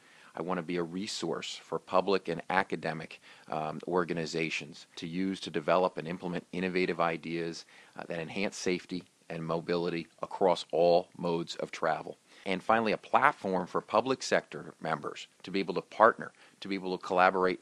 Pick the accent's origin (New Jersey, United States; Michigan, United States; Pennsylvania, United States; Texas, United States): New Jersey, United States; I was a mayor of my hometown. I was a council president of my hometown